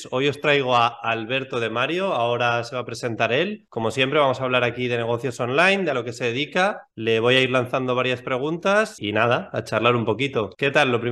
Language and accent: Spanish; Almería, Andalusia, Spain; soy de Almería, soy de un pueblo de Almería.